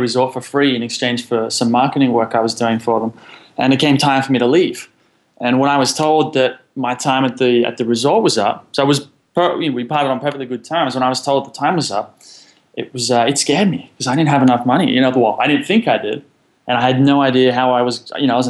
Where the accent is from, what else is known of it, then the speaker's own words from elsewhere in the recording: Sydney, New South Wales, Australia; Well, so I'm from Sydney, Australia.